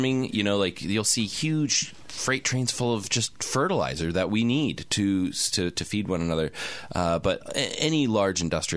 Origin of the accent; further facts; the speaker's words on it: Canada; I'm a Canadian.